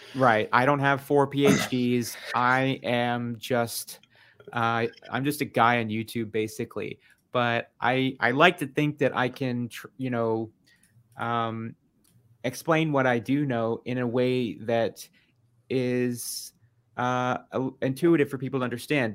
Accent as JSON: {"language": "English", "town": "San Antonio", "region": "Texas", "country": "United States", "said": "I am from San Antonio, which is South Texas"}